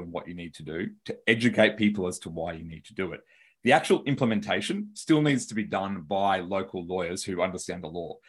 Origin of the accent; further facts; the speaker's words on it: Australia; accent: Australian; I'm from Australia and I've got an Australian accent